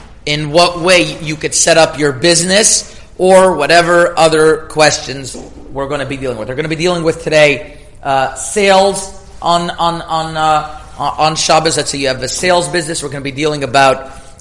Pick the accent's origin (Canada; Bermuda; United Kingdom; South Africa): Canada; moved away as an adult; also born or lived in Toronto; now in United States; I'm Canadian